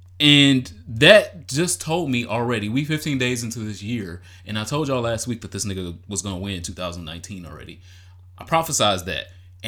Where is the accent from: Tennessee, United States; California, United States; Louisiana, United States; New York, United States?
Tennessee, United States; Memphis; I'm from Memphis. I drag holes in this bitch.